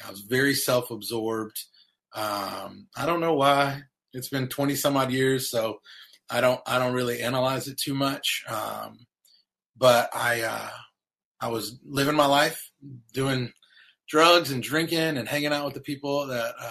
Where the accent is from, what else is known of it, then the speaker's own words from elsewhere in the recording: North Carolina, United States; moved away as an adult; also born or lived in Ohio; I'm from the South. I'm from North Carolina